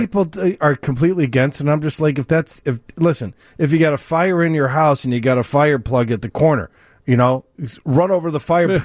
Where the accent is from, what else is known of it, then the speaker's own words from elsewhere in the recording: New York, United States; moved away; I was born in New York